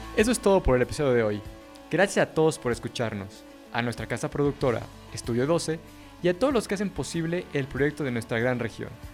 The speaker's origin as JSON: {"language": "Spanish", "country": "Mexico", "said": "los mexicanos de aquí adelante"}